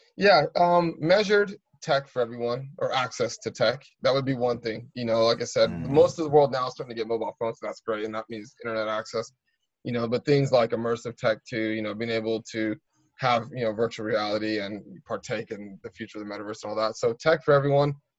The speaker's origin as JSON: {"language": "English", "country": "United States", "moved": "yes", "lives_now": "United Kingdom", "said": "I'm American"}